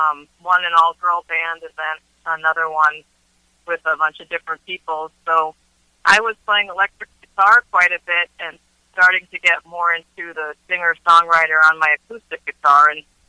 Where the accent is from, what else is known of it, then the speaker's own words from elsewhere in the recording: United States; also born or lived in Connecticut / Boston, Massachusetts; now in Bellingham, United States; And I'm originally from the East Coast, from Connecticut and Boston, where I spent a lot of my years.